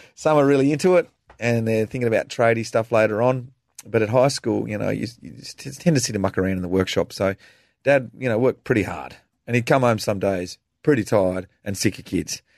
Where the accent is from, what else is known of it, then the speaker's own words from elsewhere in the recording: Tasmania, Australia; growing up in Tasmania